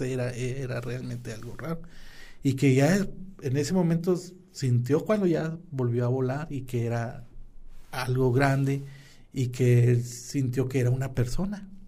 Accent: San Buenaventura, Coahuila, Mexico; somos samunenses, que somos del centro, que somos de Coahuila, que somos del norte

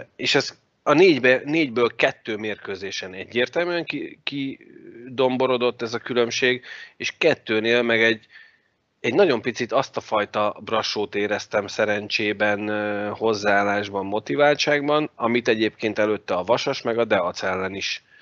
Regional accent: Hungary; magyarok vagyunk

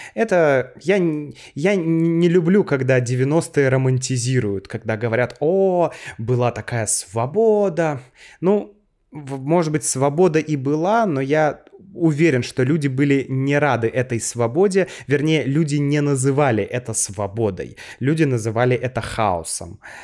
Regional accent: Saint Petersburg, Russia; Я родился в городе Ленинграде, Тогда Санкт-Петербург назывался Ленинградом

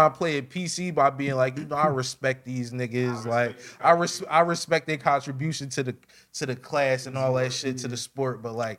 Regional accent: Philadelphia, Pennsylvania, United States; because I'm from Philly.

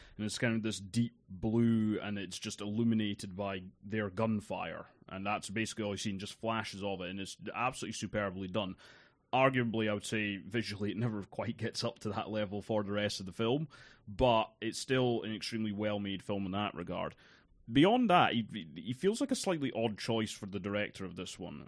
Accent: East Coast of Scotland, United Kingdom; I grew up on the East Coast of Scotland

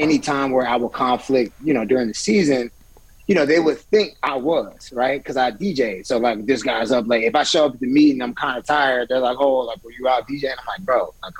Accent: Atlanta, Georgia, United States; moved away as an adult; also born or lived in Oakland / Dallas / Los Angeles / San Diego; now in Arizona, United States; I grew up in Atlanta, Georgia. My dad played for the Falcons

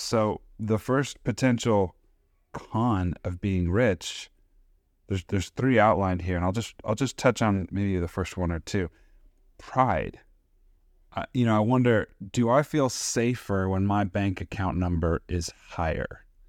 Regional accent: United States; as an American citizen with a nice paying job

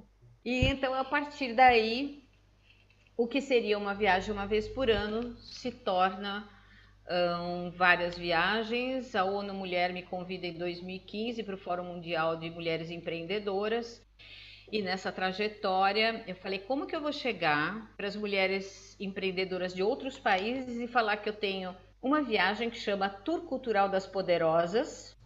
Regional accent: Brazil; moved away as an adult; now in Portugal; Eu sou a única brasileira que ganhou, que recebeu um título do presidente da Câmara

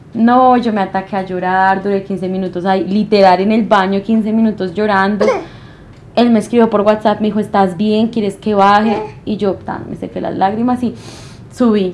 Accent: Bogotá, Colombia; accent: rola; also born or lived in Medellín; Y yo, de Bogotá

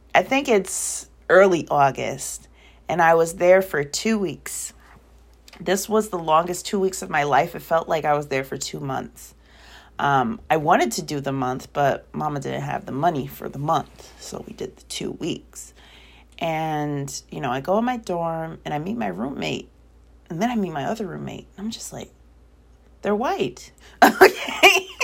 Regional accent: Waterbury, Connecticut, United States; also born or lived in California; I was born in California, raised in Connecticut.

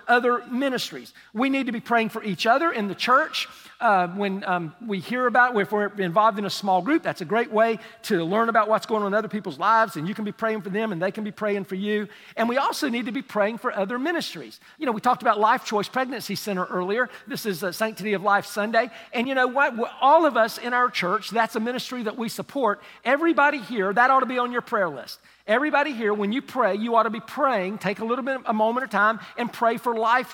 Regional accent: United States; I'm from Polk County

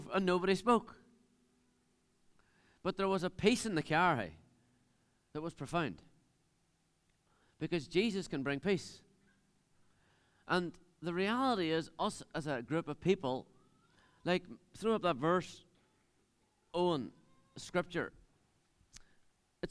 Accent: Dunamanagh, Northern Ireland, United Kingdom; I'm from Dunamana. I live in the middle of nowhere, on top of a hill, really.

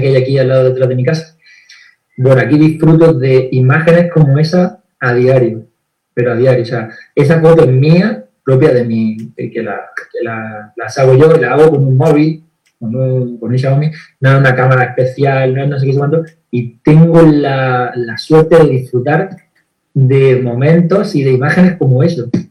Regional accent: Granada, Andalusia, Spain; moved away as an adult; now in Estepona, Spain; yo soy de aquí de España. Eh, vivo en Andalucía, dentro de España, en Andalucía, y en Andalucía, bueno, eh, nací en Granada

